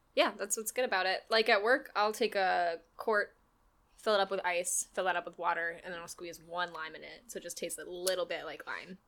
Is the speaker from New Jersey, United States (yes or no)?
no; Winter Park, Florida, United States; I was born in Winter Park, Florida